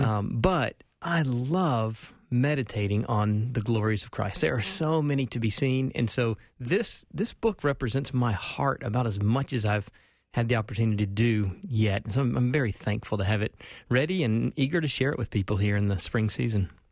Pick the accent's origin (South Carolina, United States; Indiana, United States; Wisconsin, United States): South Carolina, United States; Spartanburg; accent: South Carolina; moved away as an adult; now in Minnesota, United States; I was born and raised Southern Baptist in Spartanburg, South Carolina